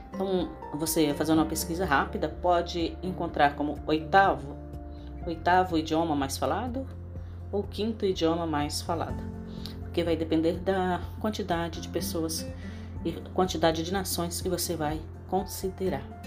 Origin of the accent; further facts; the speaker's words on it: Brazil; first language Portuguese; sou brasileira, sou professora de língua portuguesa e falante nativa de língua portuguesa.